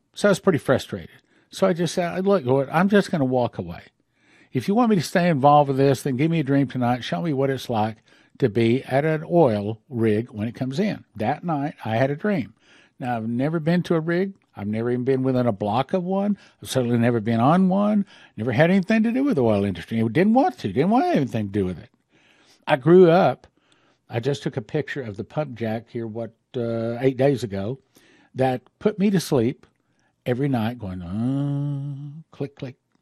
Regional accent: West Texas, United States; I was raised in West Texas

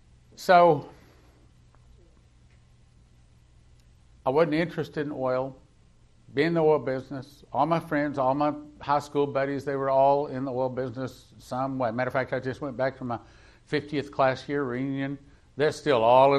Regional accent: West Texas, United States; I grew up in West Texas.

